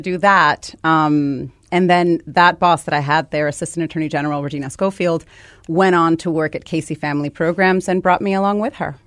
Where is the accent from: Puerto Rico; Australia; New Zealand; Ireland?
Puerto Rico; Guaynabo; moved away as an adult; now in United States; So I grew up in Puerto Rico, and I came here just to go to college.